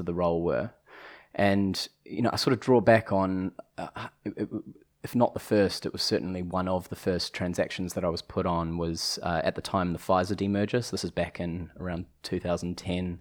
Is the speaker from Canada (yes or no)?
no; New Zealand; accent: New Zealand; moved away